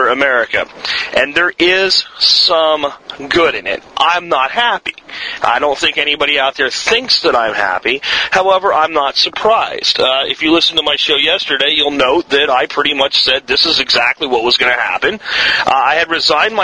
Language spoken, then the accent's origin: English; United States; I'm an American and I live here